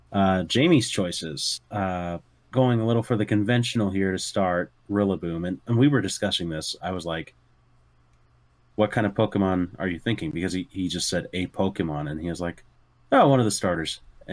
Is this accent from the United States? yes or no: no; Canada; accent: Canadian; It's Canadian.